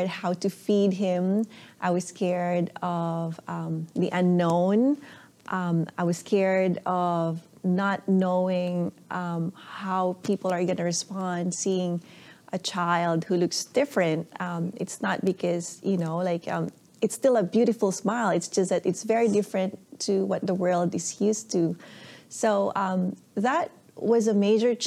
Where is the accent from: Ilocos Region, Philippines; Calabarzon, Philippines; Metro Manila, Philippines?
Ilocos Region, Philippines; now in Vancouver, Canada; I was born and raised in the Philippines from a small town up north called Pangasinan. And now I live in downtown Vancouver with my family